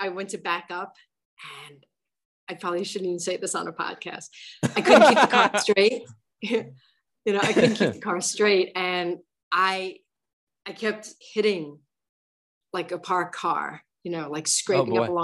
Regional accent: New York City, New York, United States; I'm from the Bronx

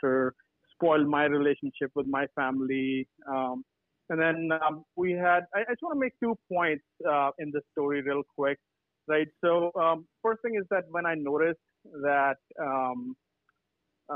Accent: California, United States; I'm from California as well

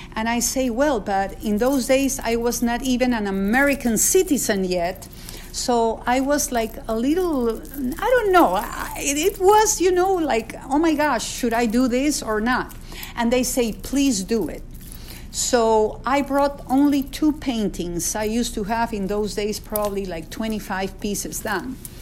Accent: Peru; now in United States; I was born in Peru.

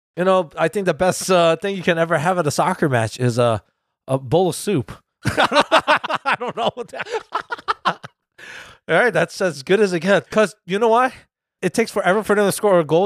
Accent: United States; our country

